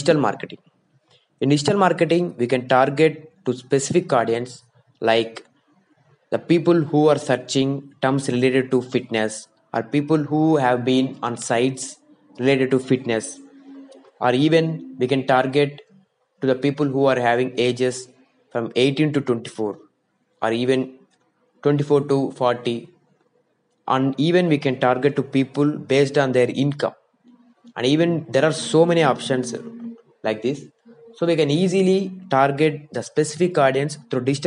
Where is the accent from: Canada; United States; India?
India; I am from India, so I am talking in lakhs